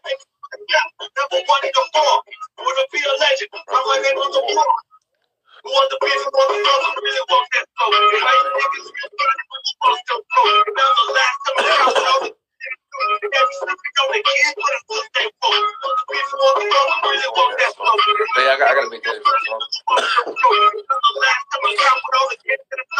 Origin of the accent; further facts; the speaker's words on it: the Bay Area, California, United States; we're from the Bay.